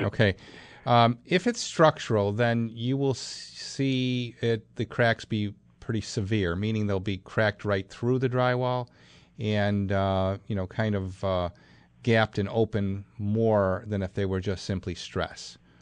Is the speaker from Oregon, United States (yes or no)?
no; Clarence, New York, United States; my hometown clarence new york